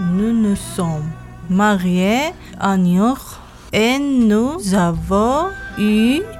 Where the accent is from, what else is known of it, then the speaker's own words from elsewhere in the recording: Damascus, Damascus Governorate, Syria; moved away; je suis Soriane de Damas.